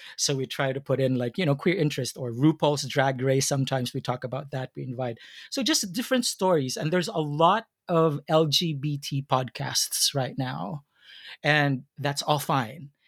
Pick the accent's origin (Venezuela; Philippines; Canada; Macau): Philippines; being Filipino